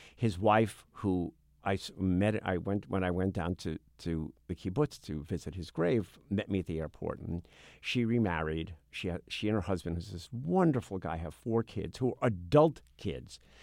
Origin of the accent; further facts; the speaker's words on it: New York City, New York, United States; we grew up in Midwood, a section of Brooklyn